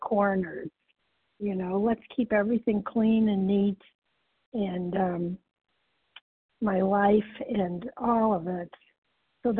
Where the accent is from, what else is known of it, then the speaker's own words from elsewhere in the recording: Midwest, United States; I was from the Midwest